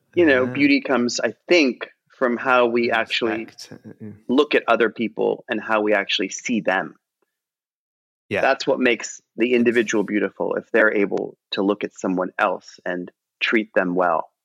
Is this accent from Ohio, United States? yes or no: yes; Cleveland, Ohio, United States; I'm from Cleveland and I'm Indian